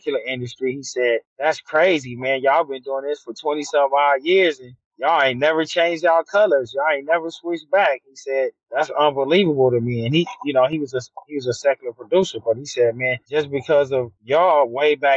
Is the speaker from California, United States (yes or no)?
yes; Los Angeles, California, United States; also born or lived in Ontario, California; I grew up in South Central, then I moved to Ontario, California.